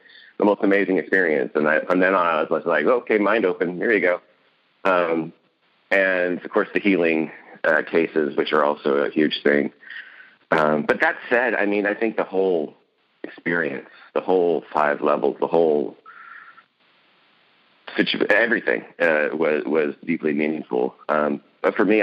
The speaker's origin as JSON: {"language": "English", "region": "West Coast", "country": "United States", "said": "I'm from the West Coast"}